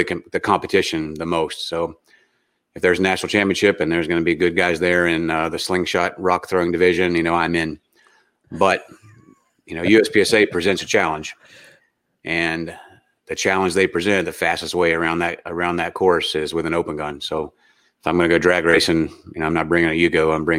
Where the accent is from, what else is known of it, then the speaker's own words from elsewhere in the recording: West Virginia, United States; I grew up in West Virginia as a redneck, so we were shooting out the back door at a pretty young age.